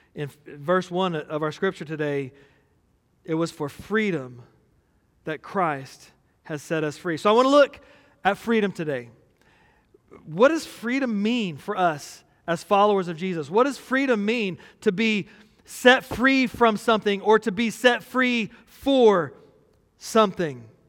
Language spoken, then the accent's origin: English; Texas, United States; we're from Texas